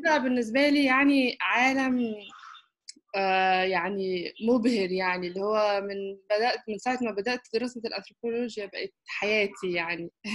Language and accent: Arabic; Egypt; also born or lived in Istanbul, Turkey / United Kingdom